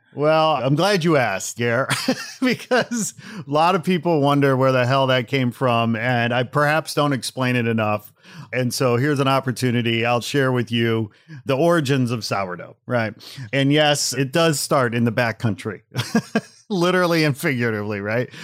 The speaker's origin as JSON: {"language": "English", "town": "Portage", "region": "Indiana", "country": "United States", "tie": "born or raised there", "also_born_or_lived": "Gary, Indiana / northern Manitoba / Los Angeles", "moved": "yes", "said": "I grew up in a small blue-collar steel town called Portage, Indiana"}